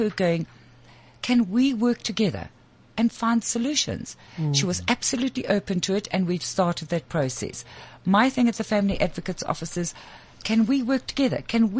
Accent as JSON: {"language": "English", "country": "South Africa", "said": "As a South African"}